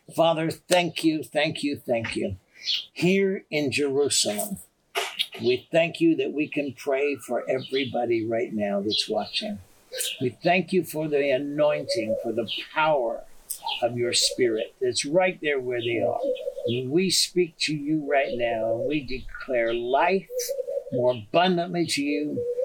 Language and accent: English; Canada; I'm from Canada